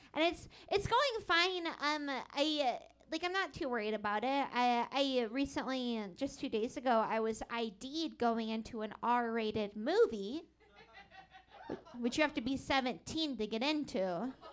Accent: Seattle, Washington, United States; I grew up in Seattle

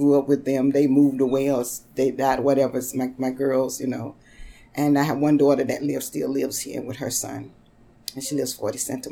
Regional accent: North Carolina, United States; moved away as an adult; now in Brooklyn, United States; I was born in North Carolina

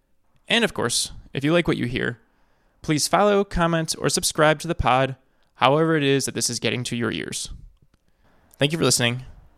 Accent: Midwest, United States; also born or lived in Minnesota / Wisconsin; You know, so I live in California now, and I'm from the Midwest, and I've lived a bunch of places, but I'm from the Midwest

